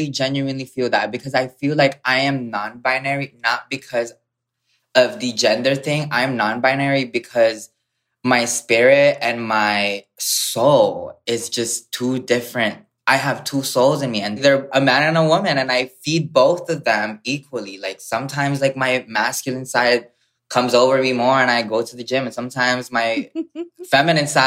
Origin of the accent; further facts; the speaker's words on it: Hawaii, United States; also born or lived in Philippines; I grew up in the Philippines and then I moved in Hawaii when I was 8 years old.